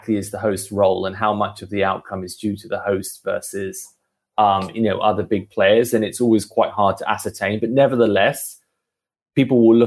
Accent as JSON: {"language": "English", "country": "United Kingdom", "said": "I'm the Brit"}